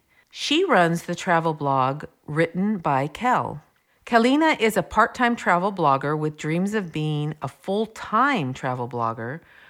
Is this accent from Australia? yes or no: no; Vancouver, British Columbia, Canada; I'm from Vancouver, or Raincouver, and I see all types of raincoats and jackets people wear.